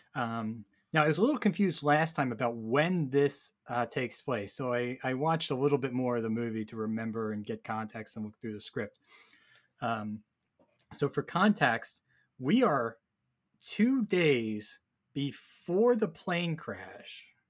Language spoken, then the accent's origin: English; New York, United States; as a New Yorker